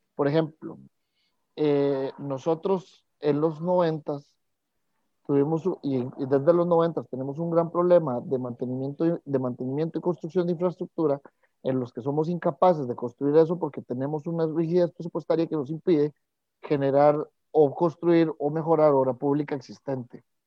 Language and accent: Spanish; Costa Rica